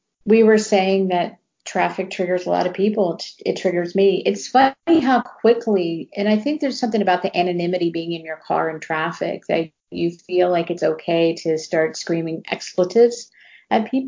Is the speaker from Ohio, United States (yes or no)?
yes; Ohio, United States; now in Texas, United States; I grew up in Ohio